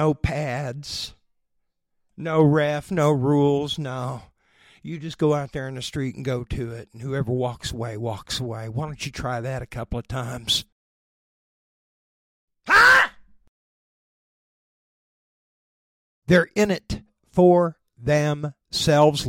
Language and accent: English; Oklahoma, United States; also born or lived in West Coast / East Coast; I was born and raised right here in Oklahoma